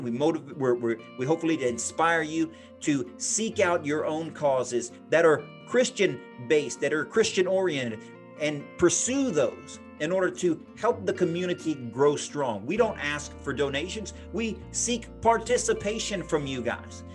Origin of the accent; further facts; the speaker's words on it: United States; Being an American